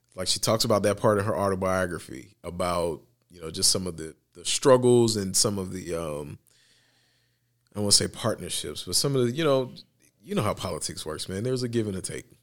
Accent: United States; as an American

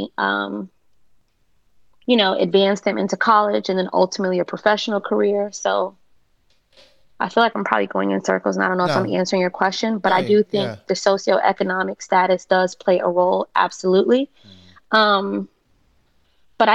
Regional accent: North Miami, Florida, United States; growing up in North Miami, where I'm from, it's like mostly Haitian. And I'm Haitian too

